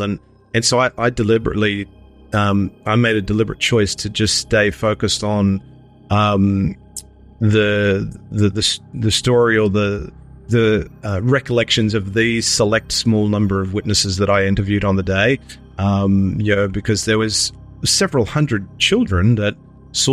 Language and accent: English; Sydney, New South Wales, Australia; now in Melbourne, Australia; I'm originally from Sydney, but living in Melbourne